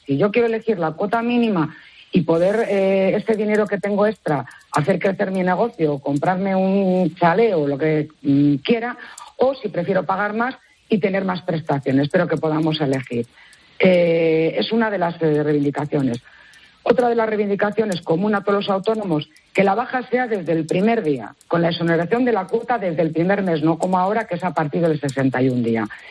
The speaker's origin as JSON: {"language": "Spanish", "town": "León", "region": "Castile and León", "country": "Spain", "said": "vienes mucho por mi tierra, saludos desde León"}